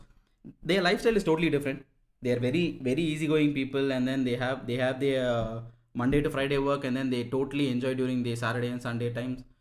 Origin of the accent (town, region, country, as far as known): Coonoor, Tamil Nadu, India; born or raised there; now in Chennai, India